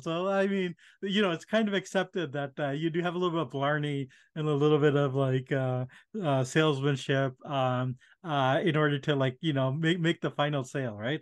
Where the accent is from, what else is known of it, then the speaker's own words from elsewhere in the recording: India; moved away; I was born in India